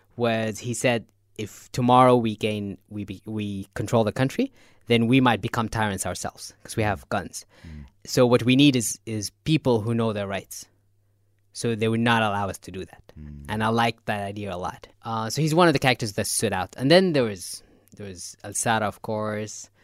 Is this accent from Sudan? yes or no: yes; Nubian area, north of Khartoum, Northern Sudan, Sudan; moved away as an adult; now in Nuba Mountains, Sudan; I'm, originally from north of Khartoum. So I'm originally from the Nubian area